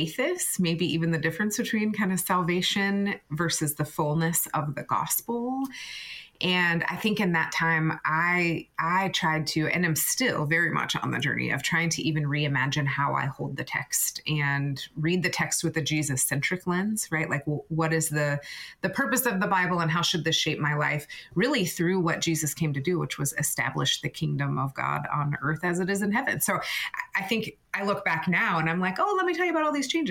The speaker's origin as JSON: {"language": "English", "region": "Florida", "country": "United States", "tie": "born or raised there", "moved": "yes", "lives_now": "Naperville, United States", "said": "I'm in Naperville, actually, and it's covered in snow outside, but I grew up in Florida"}